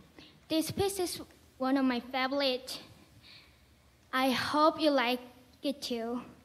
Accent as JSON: {"language": "English", "country": "South Korea", "said": "I'm 12 years old. I'm from South Korea."}